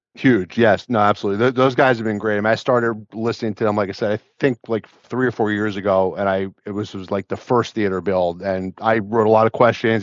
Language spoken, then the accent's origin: English; New Jersey, United States; I'm from New Jersey